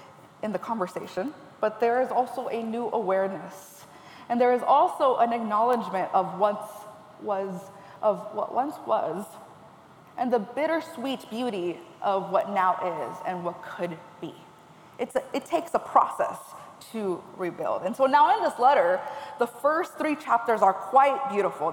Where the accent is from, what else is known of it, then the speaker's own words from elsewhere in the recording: California, United States; I am originally from California